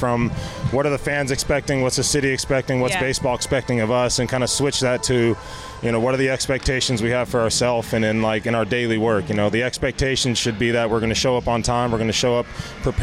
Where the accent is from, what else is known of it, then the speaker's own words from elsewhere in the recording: San Diego, California, United States; being a kid from San Diego, playing in my hometown